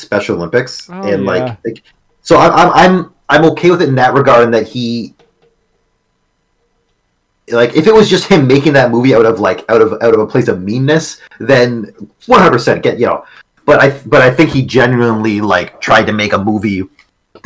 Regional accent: Canada; I'm Canadian

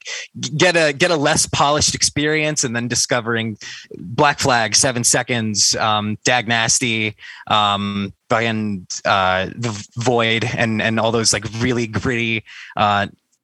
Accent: Cleveland, Ohio, United States; moved away as an adult; now in Columbus, United States; I hail from Columbus, Ohio, originally from Cleveland, Ohio

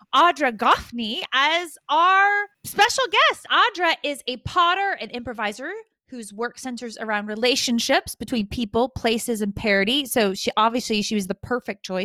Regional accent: outside of Atlanta, Georgia, United States; moved away as an adult; also born or lived in Denver; I grew up in the southeast of the US. I grew up outside of Atlanta

